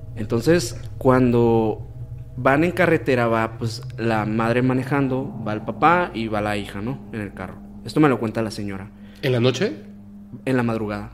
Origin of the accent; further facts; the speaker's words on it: Hermosillo, Sonora, Mexico; Nosotros somos de Hermosillo, Sonora